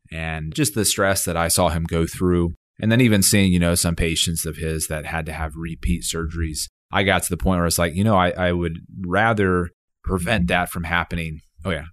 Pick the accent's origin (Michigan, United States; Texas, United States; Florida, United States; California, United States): Texas, United States; Dallas; moved away as an adult; also born or lived in Austin, Texas; now in Fayetteville, United States; I grew up in Dallas, Texas